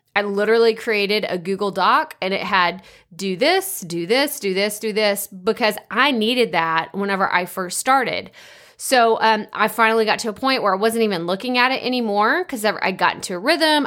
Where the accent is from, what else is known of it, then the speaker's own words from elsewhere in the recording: East Texas, United States; accent: East Texas; real thick East Texas accent